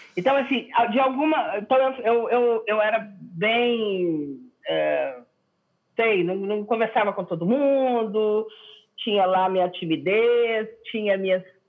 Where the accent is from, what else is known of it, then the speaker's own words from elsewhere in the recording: Belo Horizonte, Minas Gerais, Brazil; now in São Paulo, Brazil; eu sou a única, é, a única que nasceu em Belo Horizonte mesmo. Hum. Então, eu sou super daqui